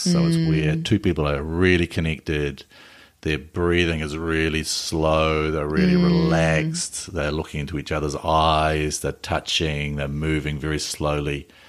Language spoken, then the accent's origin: English; Invercargill, Southland, New Zealand; my hometown of Invercargill.